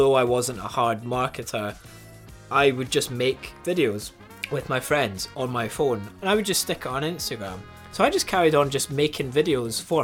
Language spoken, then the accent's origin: English; Pitlochry, Scotland, United Kingdom; I was brought up in Putlochry, which is a tourist-driven town